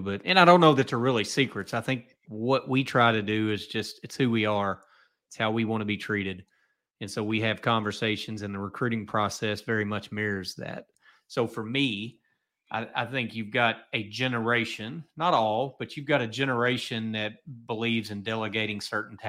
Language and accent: English; Kentucky, United States; I'm from Kentucky